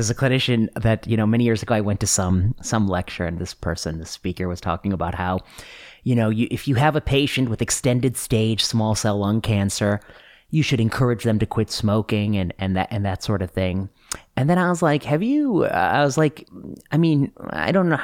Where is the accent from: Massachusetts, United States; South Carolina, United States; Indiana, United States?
Indiana, United States; moved away; also born or lived in Ohio / Pennsylvania / Michigan; my high school friends who live in Kentucky, who I grew up with in Indiana